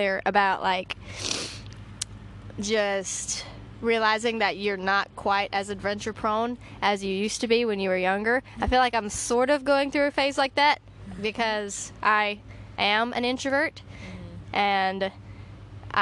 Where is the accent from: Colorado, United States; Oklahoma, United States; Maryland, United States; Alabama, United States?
Alabama, United States; I am from Alabama